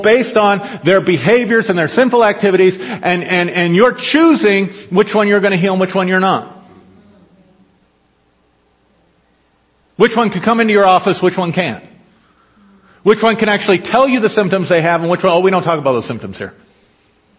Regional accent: United States; I was raised in a Christian nation

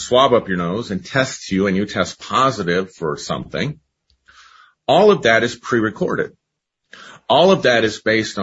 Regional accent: United States; growing up in the United States

